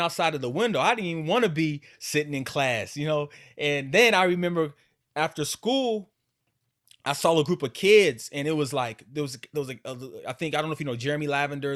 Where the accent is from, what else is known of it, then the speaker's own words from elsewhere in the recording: Alaska, United States; growing up in Alaska